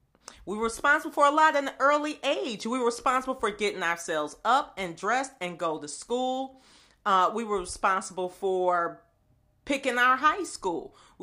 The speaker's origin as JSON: {"language": "English", "town": "Buffalo", "region": "New York", "country": "United States", "tie": "born or raised there", "said": "I grew up in the inner city. I grew up in Buffalo, New York, the second largest city in New York State."}